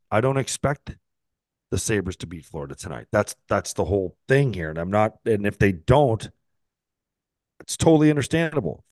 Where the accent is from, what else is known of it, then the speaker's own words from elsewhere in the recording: St. Catharines, Ontario, Canada; Saint Catharines, my hometown